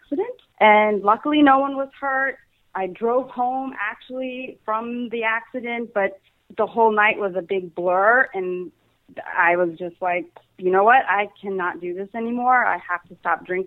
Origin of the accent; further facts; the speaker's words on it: Louisiana, United States; now in New Jersey, United States; I'm originally from Louisiana, currently living in New Jersey